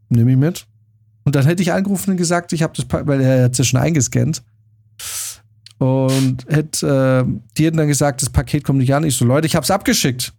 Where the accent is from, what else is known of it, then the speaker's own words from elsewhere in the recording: Germany; als äh, Deutscher